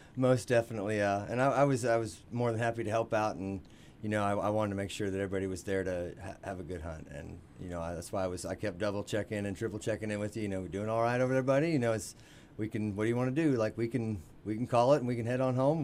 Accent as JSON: {"language": "English", "region": "Missouri", "country": "United States", "tie": "born or raised there", "said": "grew up in Marshland, Missouri."}